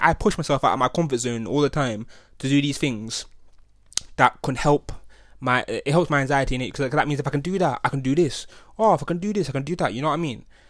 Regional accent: Nottingham, East Midlands, United Kingdom; growing up in Nottingham

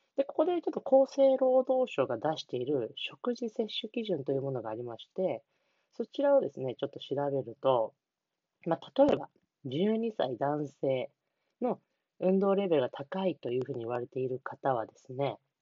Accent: Niigata, Japan; 地元新潟

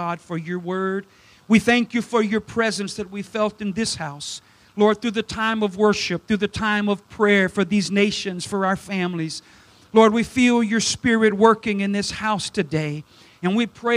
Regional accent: South Louisiana, United States; I'm from South Louisiana, so my English isn't the best either

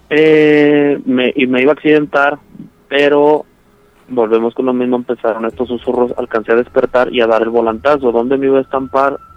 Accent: Michoacán, Mexico; now in Chihuahua, Mexico; no soy de aquí de Chihuahua, yo soy de, Michoacán, estaba escuchándolos con el reportaje que hicieron de allá.

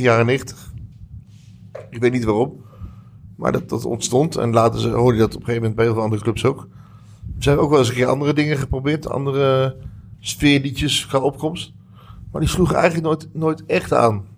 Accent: Utrecht, Netherlands; Ik kom uit Utrecht, ben hier geboren, ben hier uh, voor een groot deel opgegroeid

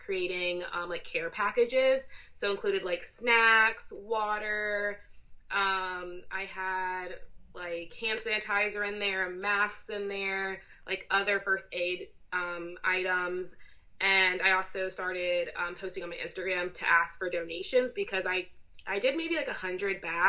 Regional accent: United States; I'm second generation American and that's part of my identity, like my parents, you know, being from Zimbabwe

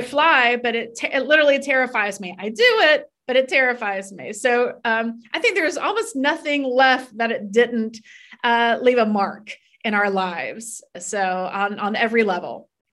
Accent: Florida, United States; moved away as an adult; also born or lived in New York City; I grew up in Florida

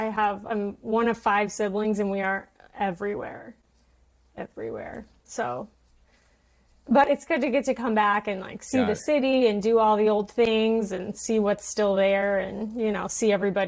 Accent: Traverse City, Michigan, United States; moved away; I just got back to my hometown a few days ago.

